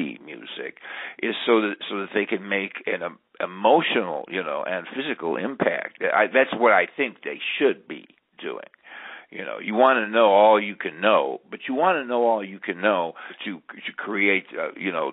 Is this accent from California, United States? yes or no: no; Garfield Heights, Ohio, United States; also born or lived in Cleveland; I'm from Garfield Heights